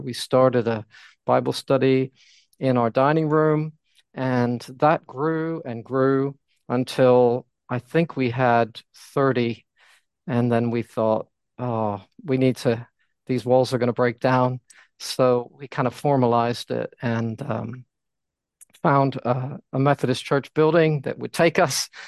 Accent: United States; moved away as an adult; now in London, United Kingdom; I am American, although my wife is uh, English and we moved here in 1988

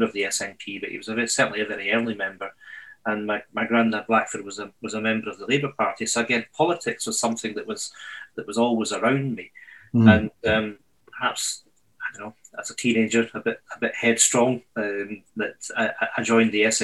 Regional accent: Edinburgh, Scotland, United Kingdom; moved away as an adult; now in Scottish islands, United Kingdom; I grew up in Edinburgh

